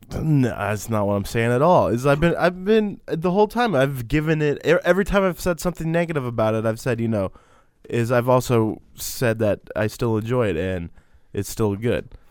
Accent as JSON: {"language": "English", "region": "Texas", "country": "United States", "said": "we're from Texas"}